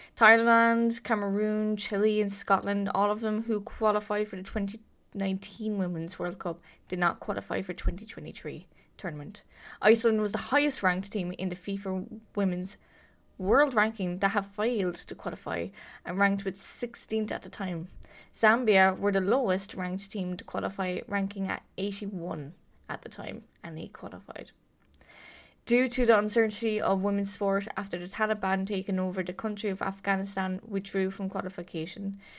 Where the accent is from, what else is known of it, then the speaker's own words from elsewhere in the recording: Ireland; my home country, the Republic of Ireland